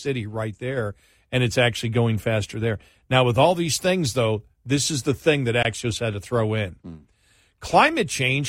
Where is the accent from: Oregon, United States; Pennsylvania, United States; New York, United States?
New York, United States; Buffalo; I tell people, because I grew up in Buffalo, but I've lived all over the country.